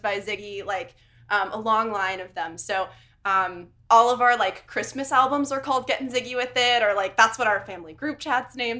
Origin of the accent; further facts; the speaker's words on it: United States; moved away; also born or lived in Connecticut; I'm originally from New York and Connecticut.